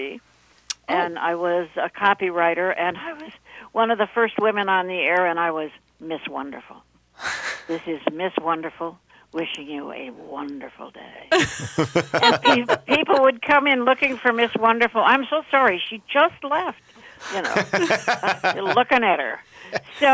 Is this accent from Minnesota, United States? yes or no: yes; Edina, Minnesota, United States; moved away as an adult; also born or lived in New York; now in New Jersey, United States; I'm originally from Minnesota. I went to Edina High School and graduated from the University of Minnesota